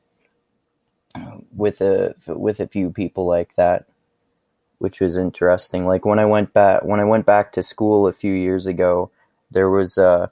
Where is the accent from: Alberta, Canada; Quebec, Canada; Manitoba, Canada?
Alberta, Canada; Fort McMurray; I am basically from Fort McMurray, Alberta, Canada